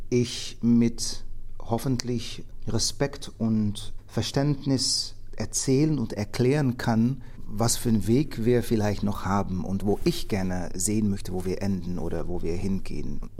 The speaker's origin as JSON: {"language": "German", "country": "Netherlands", "said": "Und für mich als Holländer, ist die Geschichte von Amerika, ja, das ist interessant, das auch mal gelesen zu haben und gehört zu haben, aber jetzt nicht so interessant."}